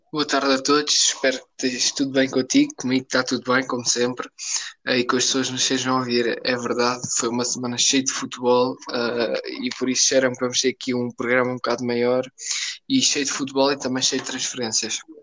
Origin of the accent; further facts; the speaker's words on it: Portugal; Como português